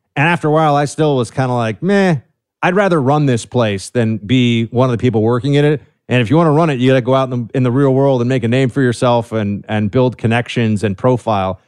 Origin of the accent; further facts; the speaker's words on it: New York City, New York, United States; I'm from New York City, man, born and raised here.